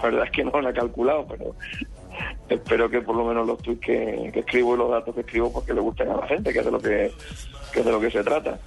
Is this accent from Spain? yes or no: yes; Badajoz, Extremadura, Spain; now in Madrid, Spain; estoy en Badajoz, que es mi ciudad natal, es una ciudad de Extremadura